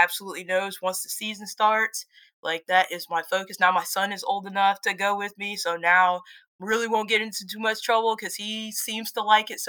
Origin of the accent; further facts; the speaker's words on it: Florence, South Carolina, United States; also born or lived in Darlington, South Carolina; I was born in Florence, North Carolina. I claim Darlington